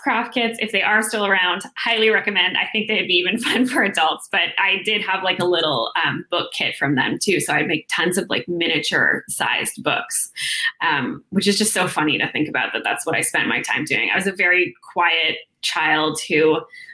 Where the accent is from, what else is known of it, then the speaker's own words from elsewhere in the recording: Toronto, Ontario, Canada; moved away as an adult; now in Vancouver, Canada; I'm from Toronto and I moved out to Vancouver 3 years ago